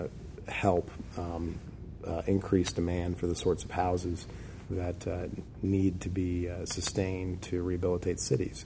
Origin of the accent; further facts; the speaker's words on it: Chapel Hill, North Carolina, United States; even when I was younger growing up in Chapel Hill